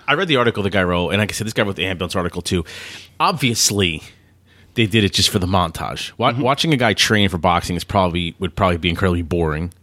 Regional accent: New Jersey, United States; We're from New Jersey, which is right close to Philly

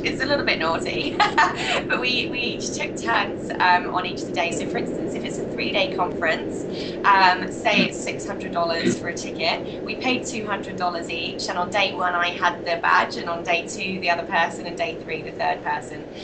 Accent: United Kingdom; accent: British; moved away as an adult; also born or lived in Malta; now in Australia; as you can tell by my accent, I'm British

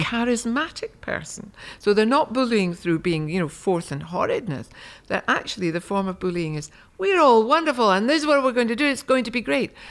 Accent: Markinch, Scotland, United Kingdom; a lady called Phoebe McCartney came to our village of Markinge

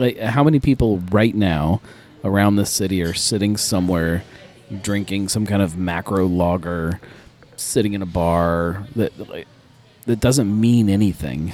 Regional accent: Cincinnati, Ohio, United States; in Cincinnati, we feel like we have to do things the hard way sometimes

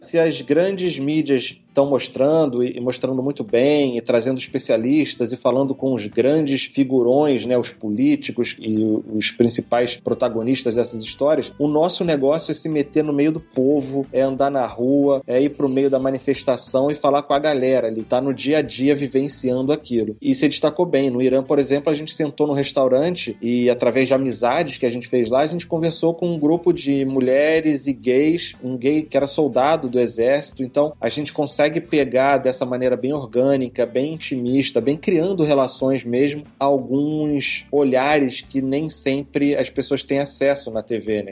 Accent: Rio de Janeiro, Brazil; do Rio de Janeiro, aqui do Leblon, e morando desde pequeno perto da praia

